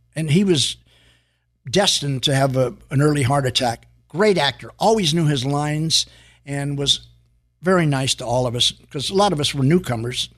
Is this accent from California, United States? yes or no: yes; San Francisco, California, United States; now in Los Angeles, United States; I was living in San Francisco at the time